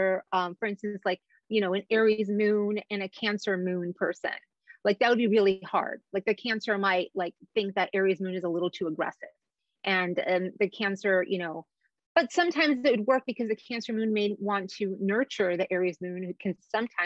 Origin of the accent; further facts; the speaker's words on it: Egypt; moved away; I was born in Egypt